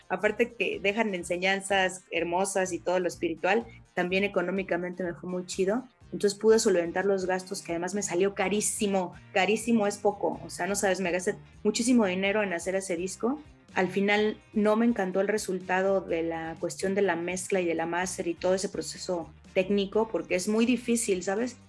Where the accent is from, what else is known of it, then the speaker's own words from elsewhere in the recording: Mexico; con nuestra cultura mexicana